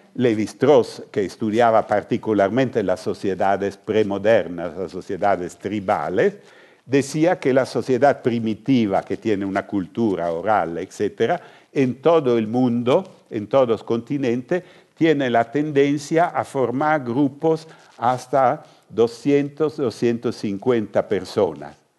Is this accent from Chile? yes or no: no; northern Italy, Italy; Spanish is a second language; yo soy del norte de Italia